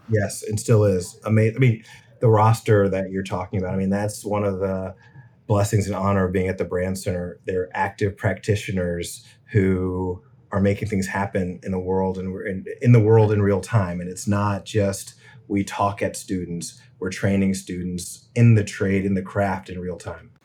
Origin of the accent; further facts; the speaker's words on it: Richmond, Virginia, United States; I grew up in Richmond